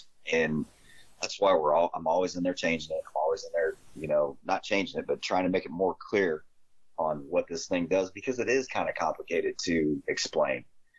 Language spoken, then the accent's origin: English; Midwest, United States; So I'm a Midwesterner, man. I don't know when the times are those fish are biting, or how to get them to bite.